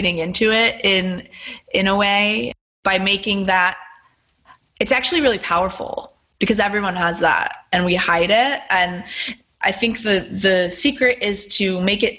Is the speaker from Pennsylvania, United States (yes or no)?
yes; Pennsylvania, United States; now in Los Angeles, United States; I grew up in Pennsylvania